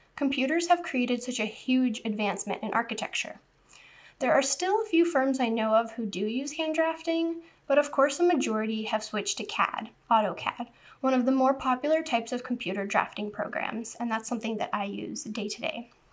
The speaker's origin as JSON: {"language": "English", "area": "southern Orange County", "region": "California", "country": "United States", "tie": "born or raised there", "also_born_or_lived": "New Hampshire, United States", "said": "When I was in the fifth grade, so 10 years old, we moved to southern Orange County from New Hampshire, and the town we lived in had just recently been built"}